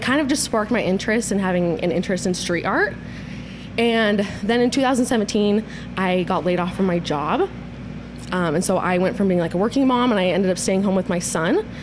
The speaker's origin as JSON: {"language": "English", "region": "Utah", "country": "United States", "tie": "born or raised there", "said": "Born and raised in Utah, love it here"}